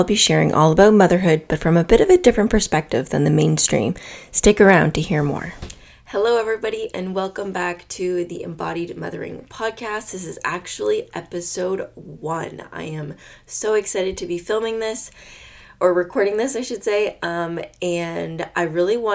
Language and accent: English; Nova Scotia, Canada; also born or lived in Quebec; I was born and raised in Nova Scotia, Canada.